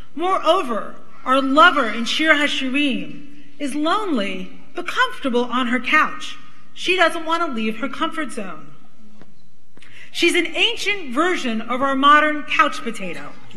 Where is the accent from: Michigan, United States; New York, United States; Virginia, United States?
New York, United States; New York City; accent: Brooklyn; When I was growing up in Brooklyn, Brooklyn!